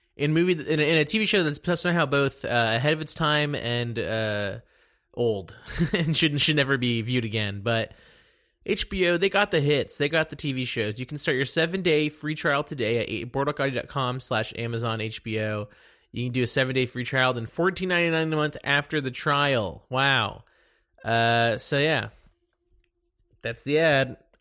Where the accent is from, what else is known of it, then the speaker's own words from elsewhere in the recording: Dallas, Texas, United States; moved away; also born or lived in Connecticut; I'm from Dallas